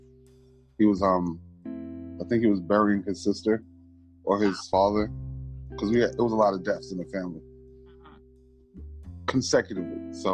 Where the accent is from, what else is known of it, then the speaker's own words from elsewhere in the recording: New York City, New York, United States; I am from New York City. I am a melanated American from America, the state of New York, the city of New York, born in the borough of Brooklyn, raised in the borough of Harlem